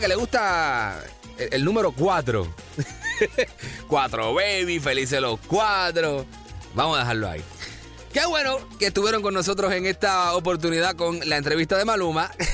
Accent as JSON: {"language": "Spanish", "country": "Puerto Rico", "said": "yo soy de Puerto Rico"}